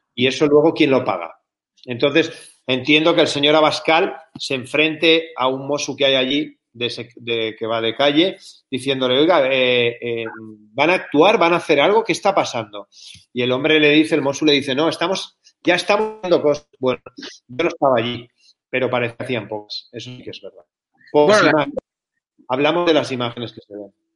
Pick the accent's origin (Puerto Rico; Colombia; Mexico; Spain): Spain; Barcelona, Catalonia; Yo soy nacido en Barcelona, amo mi ciudad